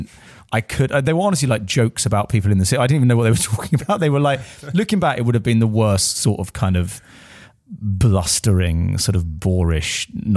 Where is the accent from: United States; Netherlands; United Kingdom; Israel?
United Kingdom; Essex, East of England; An Essex boy, yeah, I am. Yeah, I'm from Rittle.